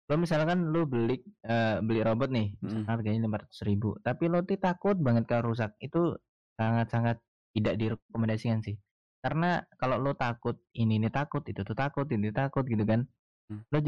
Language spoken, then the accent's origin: Indonesian; Metro, Lampung, Indonesia; karena menurut gua kota gua kan kota metro nih